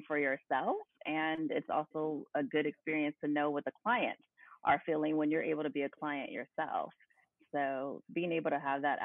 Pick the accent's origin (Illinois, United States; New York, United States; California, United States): California, United States; moved away as an adult; now in Virginia, United States; I'm from California, but now live in Virginia.